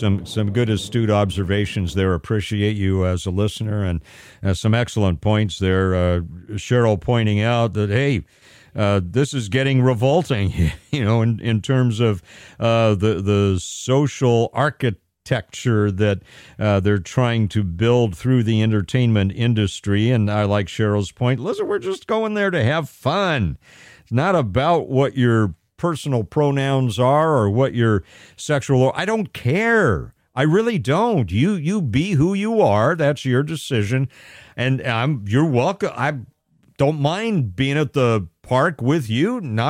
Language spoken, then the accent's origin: English; Pasadena, California, United States; I grew up in Pasadena. I grew up in L.A. County, and Disneyland was not so far away down the freeway there.